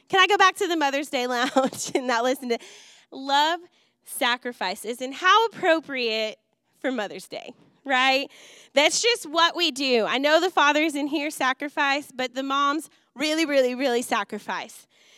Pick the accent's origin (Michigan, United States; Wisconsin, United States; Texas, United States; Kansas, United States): Wisconsin, United States; Growing up in Wisconsin, I just absolutely adore the things that he's passionate about.